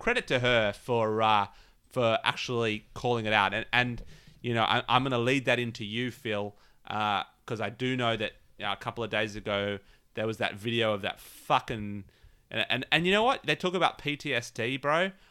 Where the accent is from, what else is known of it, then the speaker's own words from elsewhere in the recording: Australia; I'm Australian